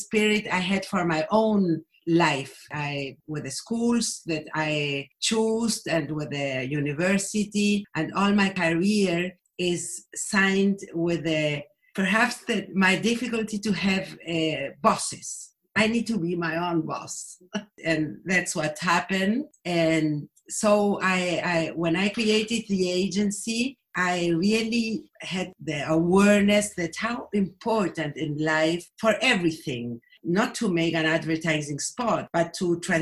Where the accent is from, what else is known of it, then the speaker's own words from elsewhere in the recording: Buenos Aires, Argentina; English is a second language; I live in Buenos Aires. I was born in Buenos Aires, but my parents, both of them, were immigrants from Germany